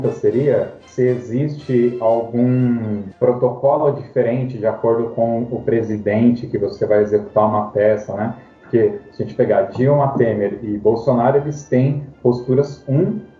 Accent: Ribeirão Pires, São Paulo, Brazil; Eu sou de Ribeirão Pires, Mauá.

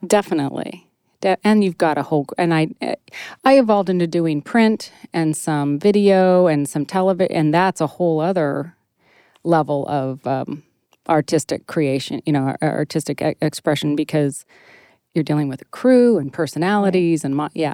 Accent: Northern California, United States; moved away as an adult; also born or lived in Sacramento / San Francisco; now in Maine, United States; in Maine, but I'm from Northern California

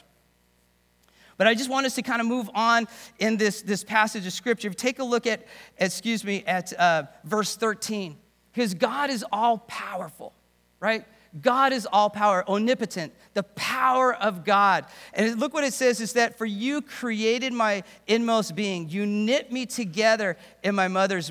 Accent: England, United Kingdom; I'm from a British home, born in England.

